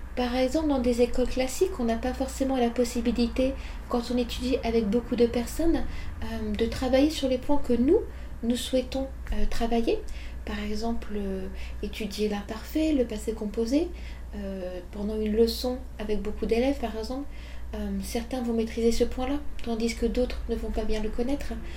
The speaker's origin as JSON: {"language": "French", "country": "France", "moved": "as an adult", "lives_now": "Japan", "said": "en tant que Française"}